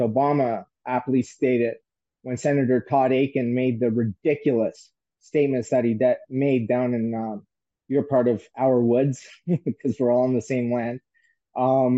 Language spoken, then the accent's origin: English; St. John's, Newfoundland and Labrador, Canada; moved away; establishments that are on Water Street in St. John's, where I had worked in my hometown